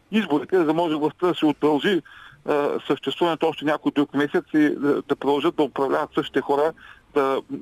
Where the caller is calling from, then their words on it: Ruse, Ruse Province, Bulgaria; от Русе.